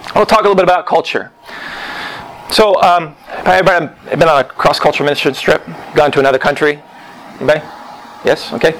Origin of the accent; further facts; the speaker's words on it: Oklahoma, United States; And I grew up in Oklahoma. I grew up in a small town.